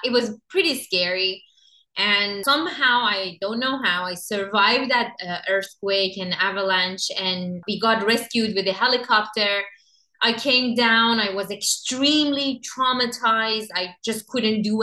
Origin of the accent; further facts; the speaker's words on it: Iran; moved away as an adult; I grew up in Iran.